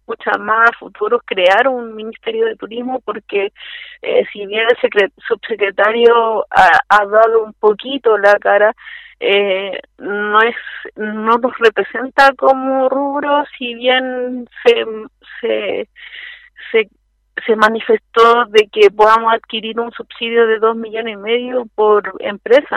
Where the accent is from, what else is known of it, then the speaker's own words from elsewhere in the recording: Santiago, Santiago Metropolitan Region, Chile; yo soy de Santiago